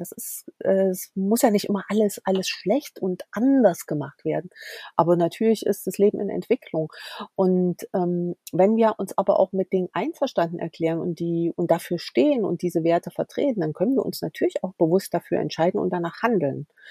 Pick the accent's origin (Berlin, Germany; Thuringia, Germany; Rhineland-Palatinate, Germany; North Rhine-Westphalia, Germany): Thuringia, Germany; Erfurt; komme aus Thüringen, gebürtig aus Erfurt